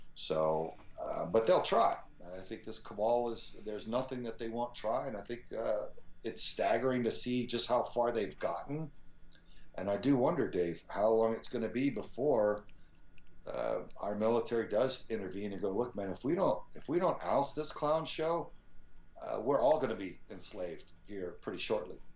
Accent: Spring, Texas, United States; my mm-hmm. dad was a very sincere and devout pastor in uh, Spring, Texas. And, and I just grew up around so many quality people

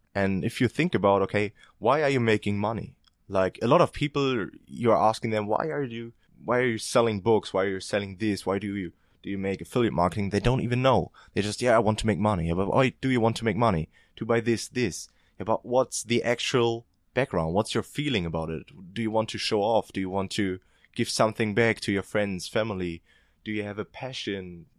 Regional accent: eastern Germany, Germany; moved away as an adult; also born or lived in Ireland; I'm from Eastern Germany, so we don't have that high wage level

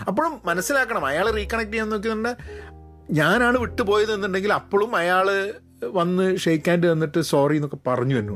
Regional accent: Dubai, United Arab Emirates; ഞങ്ങൾ ദുബായിലാണ് ഞാൻ ചെറുതാകുമ്പോൾ വളർന്നത്

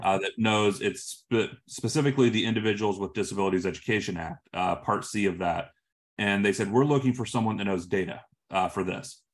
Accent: Illinois, United States; moved away as an adult; now in West Coast, United States; I'm from Illinois, I live on the West Coast now. I moved out here for my career

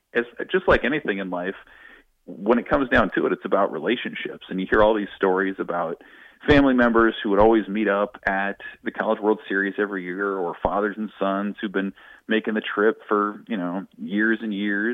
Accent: Lincoln, Nebraska, United States; now in Omaha, United States; So I grew up in Lincoln.

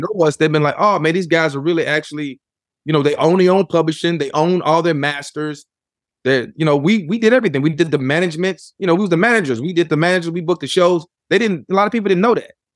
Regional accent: Memphis, Tennessee, United States; as I was growing up in Memphis

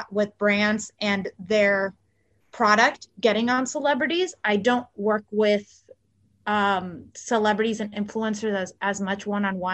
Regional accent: California, United States; first language Spanish; English is a second language; So I went to school all my life in California, and my first language is Spanish, so I can sound American, very American

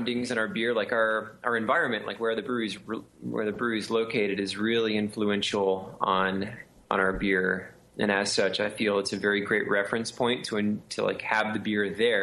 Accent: Texas, United States; also born or lived in California / Florida; I grew up, I've lived in Texas all my life

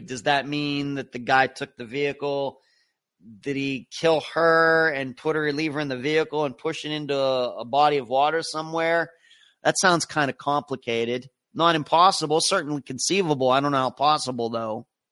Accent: United States; as an American

